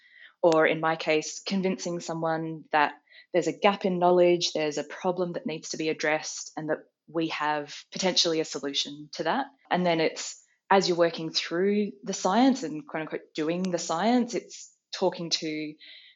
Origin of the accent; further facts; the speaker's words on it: Adelaide, South Australia, Australia; I grew up in Adelaide, and I just, like everyone at 16, wanted to get out of Adelaide